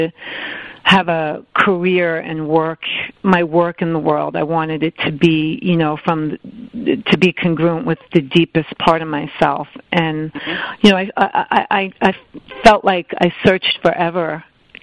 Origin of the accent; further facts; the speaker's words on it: Island Park, New York, United States; moved away as an adult; now in New York City, United States; I grew up in Long Island, New York, in a town that sort of sits right next to Long Beach. It's called Island Park.